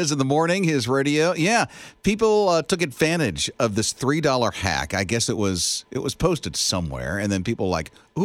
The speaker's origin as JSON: {"language": "English", "region": "Central Florida", "country": "United States", "moved": "as an adult", "said": "I'm from Central Florida"}